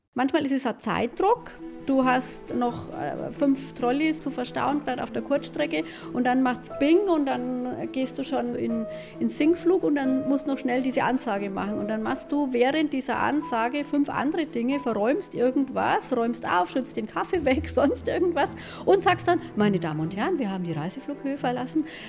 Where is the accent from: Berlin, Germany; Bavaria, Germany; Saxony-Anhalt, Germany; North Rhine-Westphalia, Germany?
Bavaria, Germany; Franconia; accent: Franconian; das fränkische R, abtrainiert, weil ich das unprofessionell finde. Im persönlichen Gespräch mit den Gästen ist es drin, klar, das ist mein Dialekt